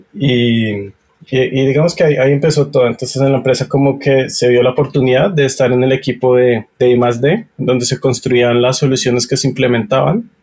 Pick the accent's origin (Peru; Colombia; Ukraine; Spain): Colombia; soy colombiano